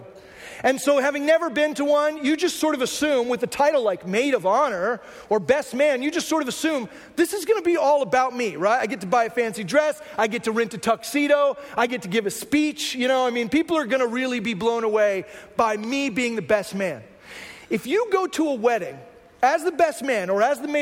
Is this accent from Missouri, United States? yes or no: no; Texas, United States; I come from Texas